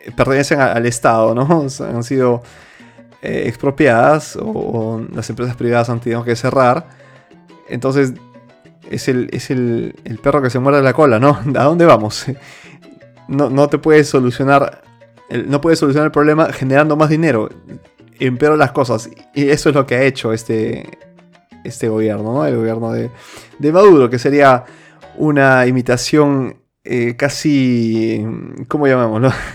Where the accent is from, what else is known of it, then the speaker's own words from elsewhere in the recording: Peru; moved away; Yo soy, seguiré, nací y seguiré siendo peruano